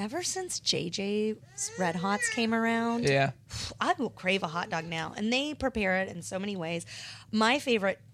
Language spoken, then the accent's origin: English; Goldsboro, North Carolina, United States; my hometown, born and bred, right outside Goldsboro